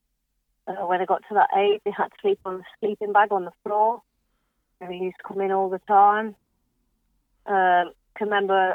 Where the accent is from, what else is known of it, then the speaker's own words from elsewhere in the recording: Melton Mowbray, East Midlands, United Kingdom; I live in Melton Mowbray, my hometown, where I was born. Live there, never moved away